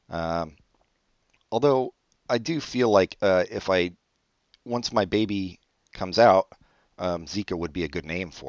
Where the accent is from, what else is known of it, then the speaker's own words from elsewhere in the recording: Brazil; born there; No, I was born in Brazil.